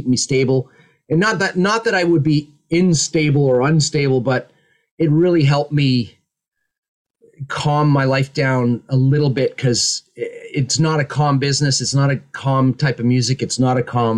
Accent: just outside of Toronto, Ontario, Canada; also born or lived in Ottawa, Canada; now in England; I was born just outside of Toronto, Canada

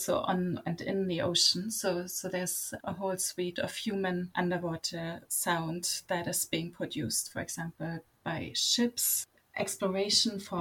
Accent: Berlin, Germany; moved away as an adult; also born or lived in Canada; I grew up in Berlin, very far from the ocean

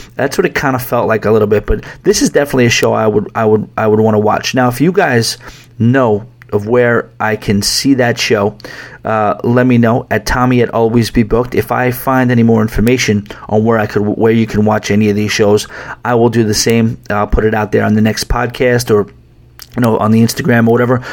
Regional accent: New York, United States; I'm a New Yorker

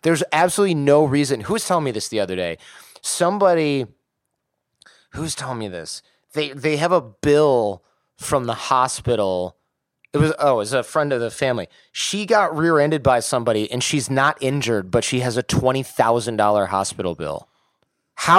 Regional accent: Detroit, Michigan, United States; I'm from Detroit.

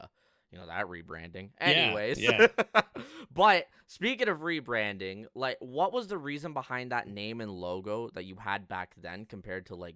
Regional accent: Canada; another Canadian

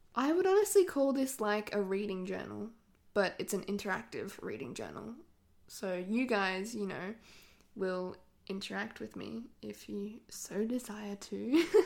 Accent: Australia; accent: Australian; I live in Australia, if you could not tell by my accent

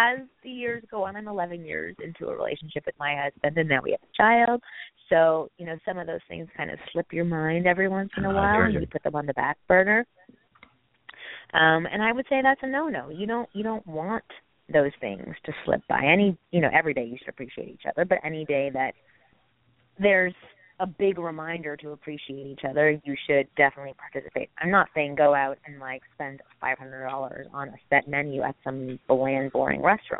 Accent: Canada; moved away as an adult; now in United States; I'm Canadian and I needed a green card

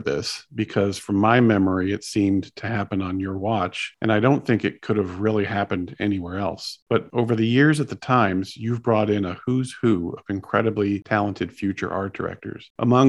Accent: Texas, United States; now in New York, United States; I'm a Rube from Texas. I didn't get to New York till the 80s

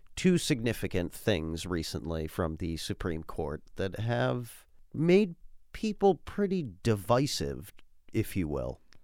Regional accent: United States; living in this country and being an American

